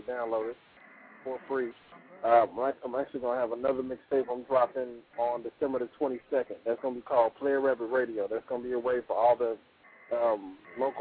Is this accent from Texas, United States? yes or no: yes; Fort Worth, Texas, United States; I'm from Fort Worth, Texas